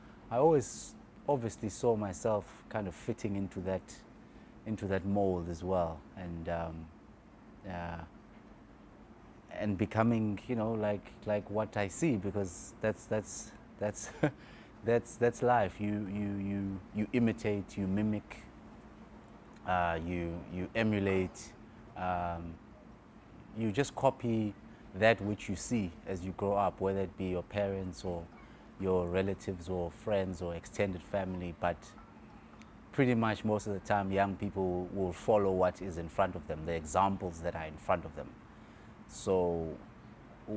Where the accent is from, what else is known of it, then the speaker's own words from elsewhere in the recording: Clermont, KwaZulu-Natal, South Africa; also born or lived in Illovo, Johannesburg; now in Cape Town, South Africa; I'm born and bred in KwaZulu-Natal, so there is a bit of salt in my blood from the sea of Durban